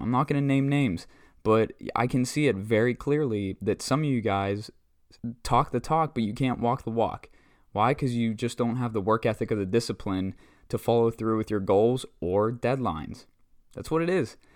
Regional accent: Butler, Pennsylvania, United States; born and raised in Butler, PA

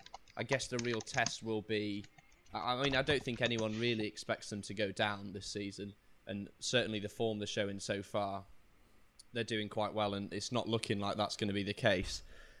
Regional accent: Leeds, Yorkshire and the Humber, United Kingdom; I'm from Leeds myself, so, you know, the city is well and truly behind them.

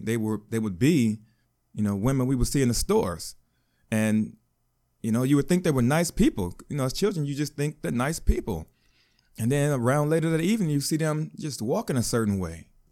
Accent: Chicago, Illinois, United States; I was born in Chicago. I grew up fatherless.

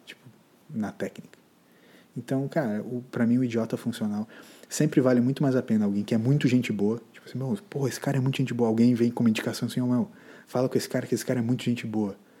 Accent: Brazil; A gente é brasileiro

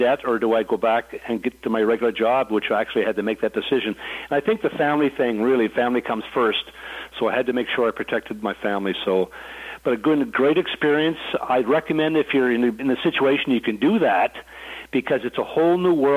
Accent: Fredericton, New Brunswick, Canada; growing up in Fredericton was great

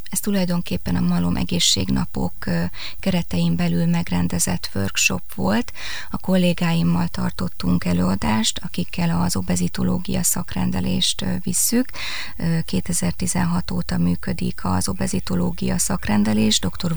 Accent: Kecskemét, Bács-Kiskun, Hungary; also born or lived in Pécs / Debrecen; Én kecskeméti születésű vagyok

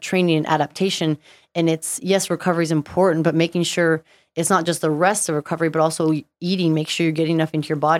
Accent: Stevensville, Montana, United States; also born or lived in Southern California; now in Utah, United States; born in Southern California, but pretty much grew up in Montana.

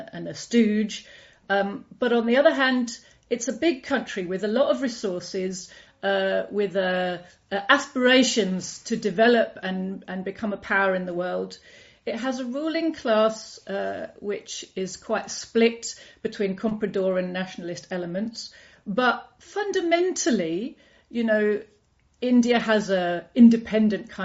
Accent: United Kingdom; I grew up in Britain

